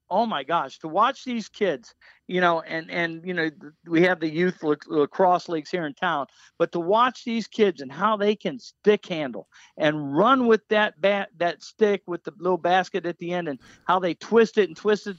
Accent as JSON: {"language": "English", "region": "Florida", "country": "United States", "tie": "born or raised there", "said": "Lee County."}